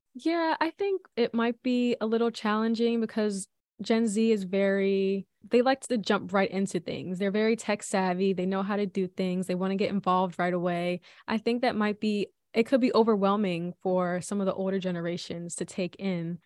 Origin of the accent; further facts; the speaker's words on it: Philadelphia, Pennsylvania, United States; I was born and raised in Philly by two wonderful parents.